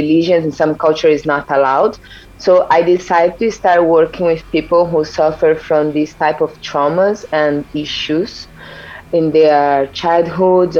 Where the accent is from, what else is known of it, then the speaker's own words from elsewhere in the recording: São Paulo, Brazil; moved away as an adult; I'm from Brazil. This is very important to remind people. I'm from São Paulo originally, and I live almost everywhere in this world for the past 11 years